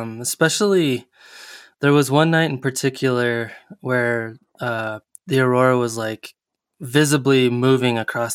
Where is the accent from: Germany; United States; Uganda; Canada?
United States; I'm fairly liberally minded for an American